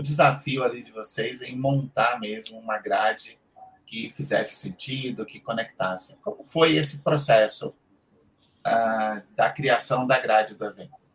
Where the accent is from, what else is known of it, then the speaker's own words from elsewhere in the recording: Salvador, Bahia, Brazil; moved away as an adult; now in São Paulo, Brazil; eu atualmente moro em São Paulo, tenho acho que 12, 13 anos já morando aqui, e eu era de Salvador, da, da, lá do Nordeste